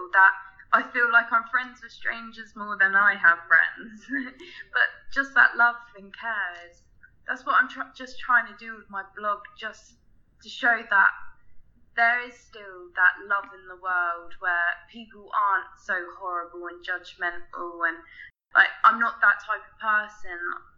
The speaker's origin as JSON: {"language": "English", "region": "England", "country": "United Kingdom", "said": "I'm 20, I'm from England"}